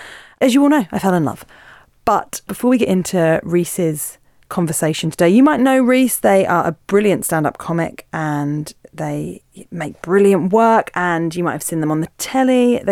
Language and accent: English; Isle of Man; I'm 50 now and I grew up on the Isle of Man when it was still illegal to be gay and when gay men were aggressively prosecuted by the police.